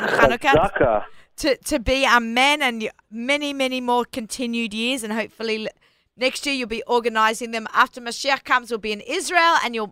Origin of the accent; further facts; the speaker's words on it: Sydney, New South Wales, Australia; now in United States; growing up in Sydney, Australia